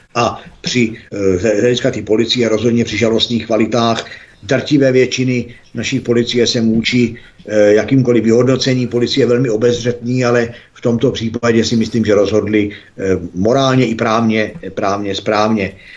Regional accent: Czechia; protože jsem Čech

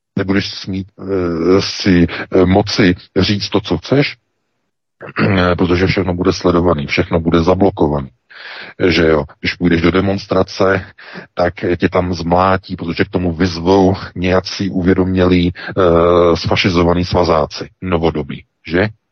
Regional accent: Czechia; now in Germany; my Češi

